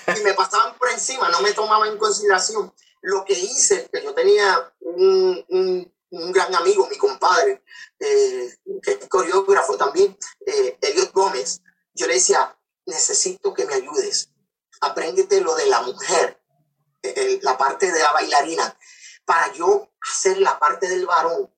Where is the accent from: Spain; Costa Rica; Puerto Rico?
Puerto Rico; Ponce; also born or lived in Coamo, Puerto Rico; yo soy natural de Ponce, Puerto Rico, y adoptado en la ciudad de Coamo, Puerto Rico.